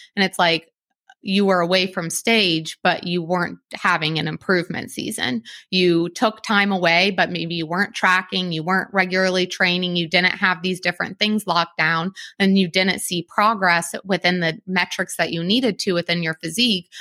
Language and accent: English; Columbus, Ohio, United States; I'm from Columbus